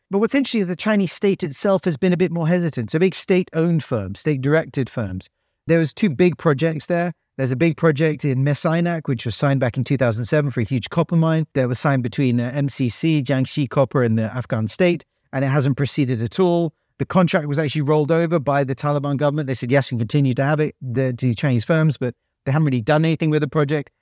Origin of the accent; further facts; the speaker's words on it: United Kingdom; accent: British; I'm a Brit, so, you know, they hear a British accent